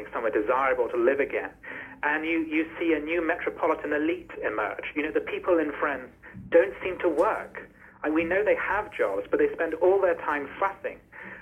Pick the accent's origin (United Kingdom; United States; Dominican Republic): United Kingdom; as a British person